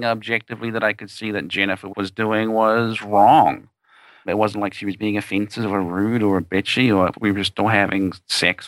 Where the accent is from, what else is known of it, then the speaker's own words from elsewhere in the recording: New Zealand; moved away as an adult; now in United States; I am in fact from New Zealand, the smaller, more attractive country of the two, and born, raised there until 1994. And then I came to the United States